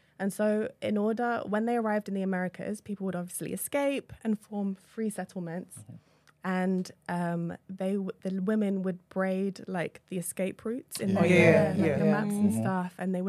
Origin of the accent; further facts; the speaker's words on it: London, United Kingdom; In London.